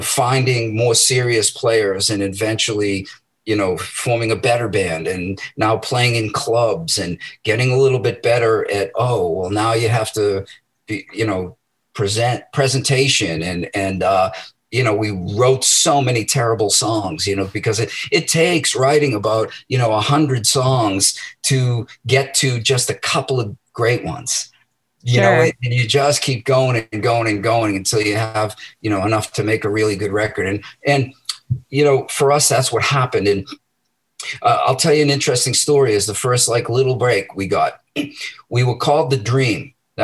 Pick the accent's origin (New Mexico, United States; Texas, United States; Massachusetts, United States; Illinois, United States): Massachusetts, United States; Medford; I was born in Medford and, you know, I grew up there